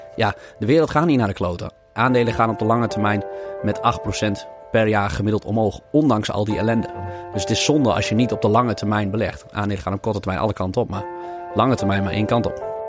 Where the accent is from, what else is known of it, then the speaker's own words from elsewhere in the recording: Lemelerveld, Overijssel, Netherlands; ik ben in Lemelenveld opgegroeid